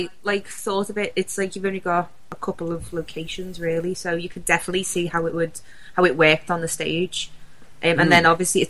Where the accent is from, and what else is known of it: Liverpool, North West England, United Kingdom